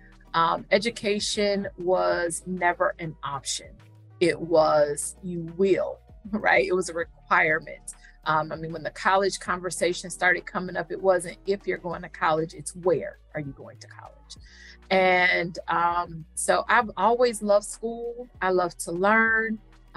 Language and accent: English; Cleveland, Ohio, United States; also born or lived in Houston, Texas; now in Philadelphia, United States; I am not originally from Philly. I'm a Cleveland girl